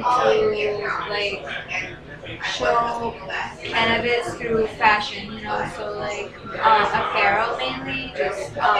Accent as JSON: {"language": "English", "town": "Medellin", "region": "Antioquia", "country": "Colombia", "said": "Thank you. From Medellin, Colombia. It's known as like the land of Pablo Escobar."}